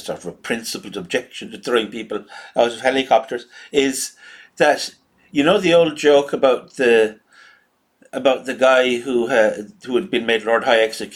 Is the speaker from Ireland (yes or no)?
yes; Ireland